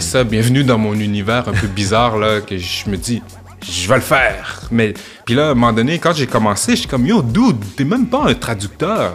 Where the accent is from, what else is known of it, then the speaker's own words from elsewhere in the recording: Quebec City, Quebec, Canada; quand j'étais jeune à Limoilou, tu sais, admettons fin primaire, à l'âge de pouvoir partir tout seul